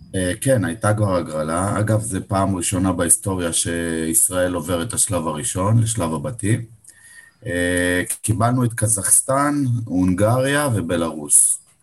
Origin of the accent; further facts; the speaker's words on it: Beersheba, Southern District, Israel; now in Givolim, Israel; אני באר שבעי במקור, גדלתי בבאר שבע, גרתי בעיר עד